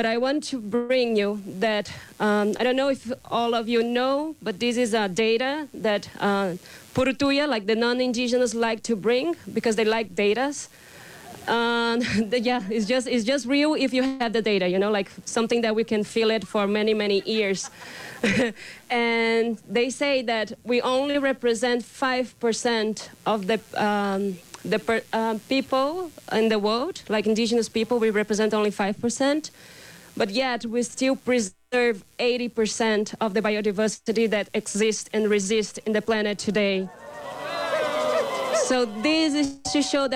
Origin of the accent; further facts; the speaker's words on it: Brazil; English is a second language; I come from the Terena Nation from Brazil.